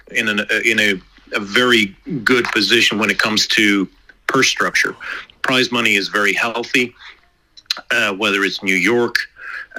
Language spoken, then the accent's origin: English; Ireland; now in United States; Being an Irishman